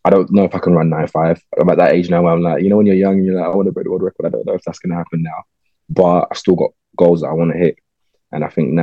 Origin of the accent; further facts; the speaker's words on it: London, United Kingdom; Growing up in London is a big privilege, I think, because you kind of get exposed to life in a way a lot of people don't.